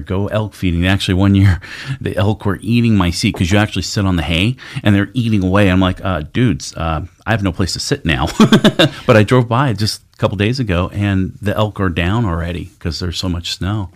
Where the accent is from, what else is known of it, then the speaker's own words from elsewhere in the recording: Sun Valley, Idaho, United States; That's where I grew up in Sun Valley.